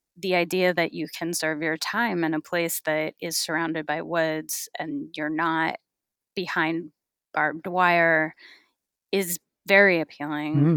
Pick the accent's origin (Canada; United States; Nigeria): United States; California; I grew up in California